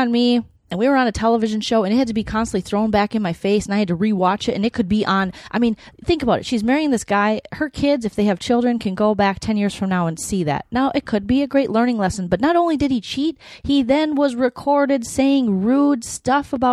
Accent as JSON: {"language": "English", "region": "Minnesota", "country": "United States", "moved": "yes", "lives_now": "Los Angeles, United States", "said": "I'm from Minnesota."}